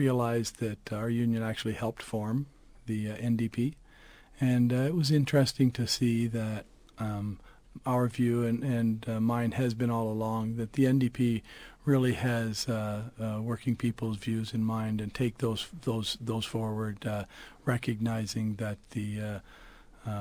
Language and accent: English; London, Ontario, Canada; I grew up in East London